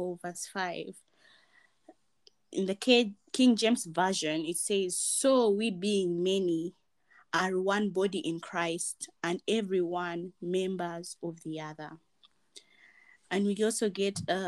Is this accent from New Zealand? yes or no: no; Uganda; I was born and raised in Uganda